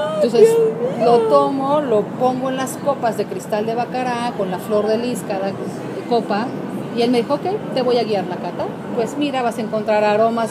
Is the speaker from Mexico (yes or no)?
yes; Mexico; yo soy mexicana